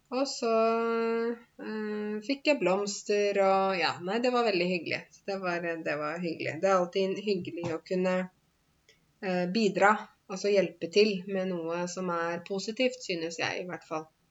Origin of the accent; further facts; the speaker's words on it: Norway; selv om jeg er norsk, og selv om jeg er norsklærer til og med